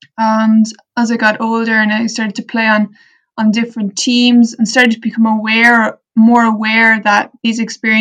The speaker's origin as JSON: {"language": "English", "country": "Ireland", "tie": "born or raised there", "said": "growing up in Ireland"}